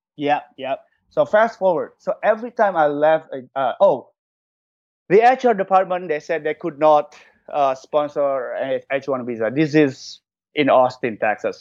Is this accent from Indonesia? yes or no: yes; Jakarta, Indonesia; English is a second language; moved away as an adult; also born or lived in New Zealand; now in Los Angeles, United States; I was born and raised in Indonesia